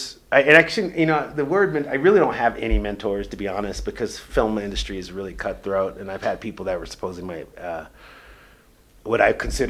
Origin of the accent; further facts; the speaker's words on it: Los Angeles, California, United States; moved away; I'm more of an LA guy, just because I probably did grow up there